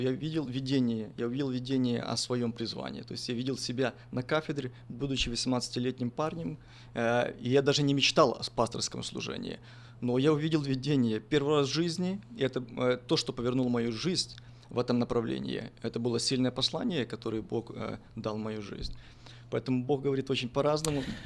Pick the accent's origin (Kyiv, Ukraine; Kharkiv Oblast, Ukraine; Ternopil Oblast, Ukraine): Ternopil Oblast, Ukraine; Ternopil; moved away as an adult; also born or lived in United States; родился я в 1981 году э, в Украине, город Тернополь